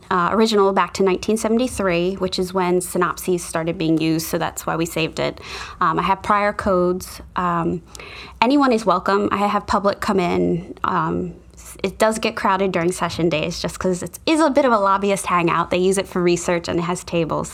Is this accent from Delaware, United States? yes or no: yes; Newark, Delaware, United States; I'm from Delaware. I grew up in Newark. So I've been here my whole life